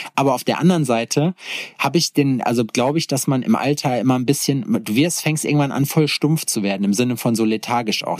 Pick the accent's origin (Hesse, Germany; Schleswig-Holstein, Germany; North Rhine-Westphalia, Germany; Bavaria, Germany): North Rhine-Westphalia, Germany; moved away; in meinem Heimatort Schexmühle. Shoutout an Schexmühle 58 Represent. Und äh, so ein kleines Nest zwischen Hagen und Lüdenscheid im Nordrhein-Westfalia